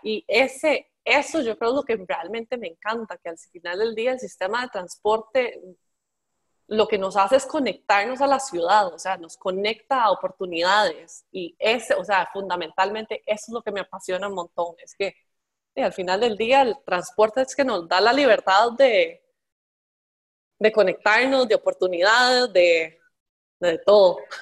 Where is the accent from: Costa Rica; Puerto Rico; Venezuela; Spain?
Costa Rica; yo crecí en Costa Rica